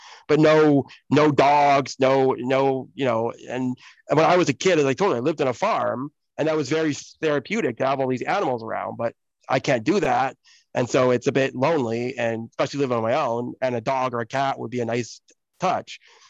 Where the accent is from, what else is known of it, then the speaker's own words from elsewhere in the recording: Oxford, South East England, United Kingdom; born there; And so I actually was born in the UK. Like, I was born in Oxford, England, in the UK.